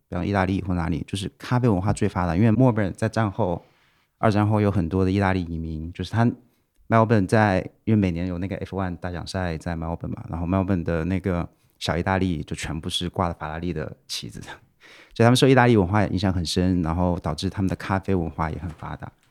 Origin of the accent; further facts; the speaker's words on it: Wuhan, Hubei, China; moved away; 小时候在武汉长大的嘛，就哦。是我爸妈之前在武汉做生意，所以我在武汉长大了